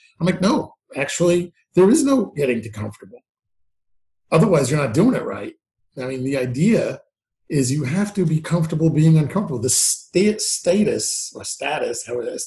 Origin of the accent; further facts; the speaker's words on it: New York, United States; But I was born in New York, bred in New York